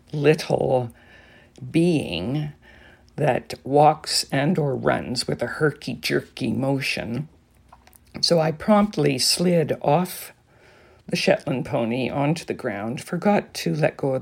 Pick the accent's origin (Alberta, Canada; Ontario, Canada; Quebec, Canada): Alberta, Canada; now in British Columbia, Canada; I did try to ride horses when I was growing up in Alberta